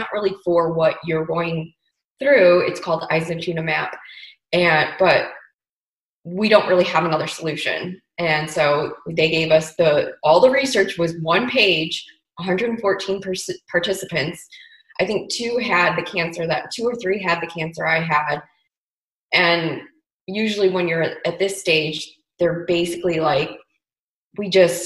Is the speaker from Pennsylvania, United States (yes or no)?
no; Chicago, Illinois, United States; moved away as an adult; now in Paso Robles, United States; I'm originally from Chicago